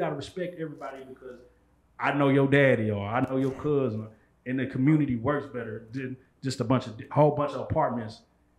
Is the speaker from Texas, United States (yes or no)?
yes; Dallas, Texas, United States; I'm from North Dallas and we have a historic black community called Hamilton Park.